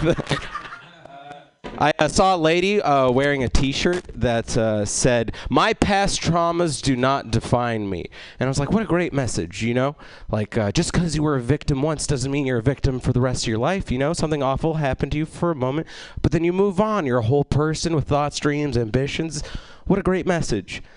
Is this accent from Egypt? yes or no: yes; Egypt; I'm Egyptian, which means I'm North African